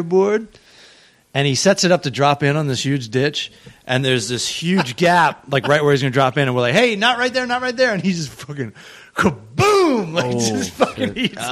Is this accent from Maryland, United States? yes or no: yes; Maryland, United States; growing up in Maryland